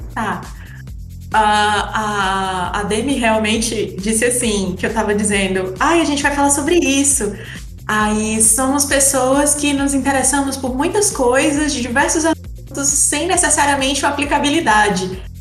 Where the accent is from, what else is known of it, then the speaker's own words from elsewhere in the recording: Fortaleza, Ceará, Brazil; Todos somos de Fortaleza.